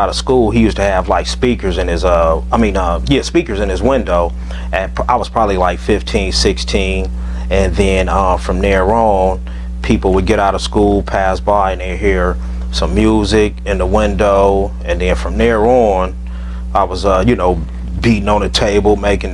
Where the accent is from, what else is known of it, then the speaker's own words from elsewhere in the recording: San Francisco, California, United States; also born or lived in Daly City, California; I was born and raised. I was born in Fillmore, San Francisco, California.